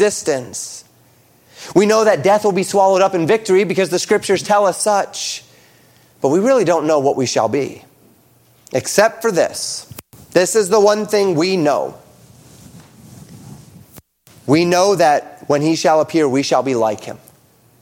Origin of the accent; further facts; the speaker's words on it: United States; We as American Christians have been blessed to live in a land